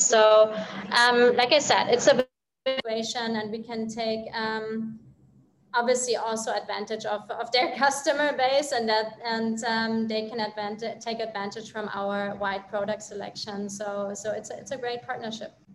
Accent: Germany; moved away; I'm from Europe, I'm from Germany actually

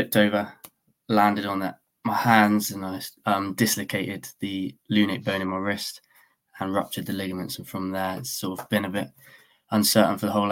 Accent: Weymouth, South West England, United Kingdom; I'm 24, I'm from Weymouth.

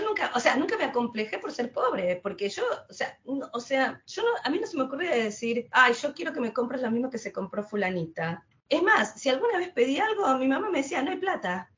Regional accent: Quilmes, Buenos Aires Province, Argentina; moved away as an adult; now in London, United Kingdom; nací en Quilmes, crecí en Quilmes, me eduqué en Quilmes, todo en Quilmes

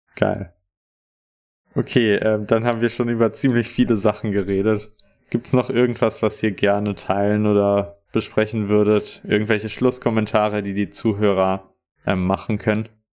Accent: Bonn, North Rhine-Westphalia, Germany; Ich bin aus Bonn

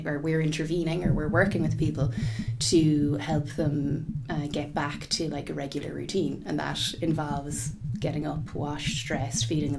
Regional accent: Limerick, Munster, Ireland; also born or lived in Galway / England; now in Dublin, Ireland; I grew up in Limerick. And now Galway is home and I live in Dublin.

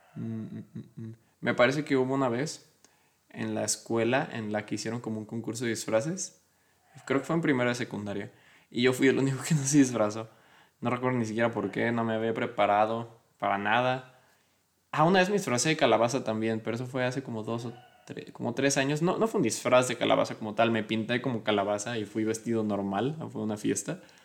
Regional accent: Mexico; soy mexicano

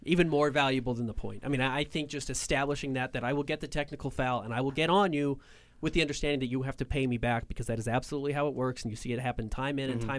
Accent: Salt Lake City, Utah, United States; I mean, I grew up in Salt Lake. Right. I'm from here.

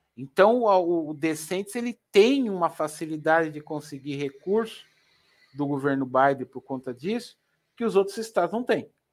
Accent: Brazil; Eu sou brasileiro

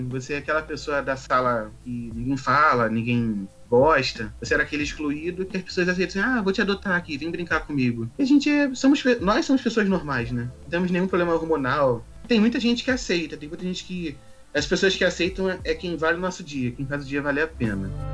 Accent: Rio de Janeiro, Brazil; sou do Rio de Janeiro

